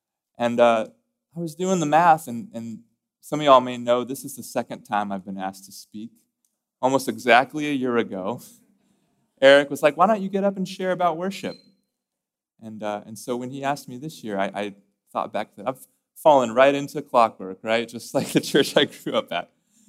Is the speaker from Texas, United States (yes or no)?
yes; Corpus Christi, Texas, United States; And I grew up in the Methodist Church. I grew up in Corpus Christi, Texas, at a little Methodist church called Asbury United Methodist Church.